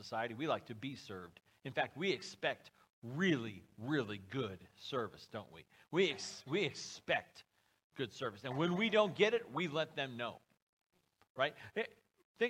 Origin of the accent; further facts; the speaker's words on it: United States; I'm an American. A red-blooded patriot, if there ever was one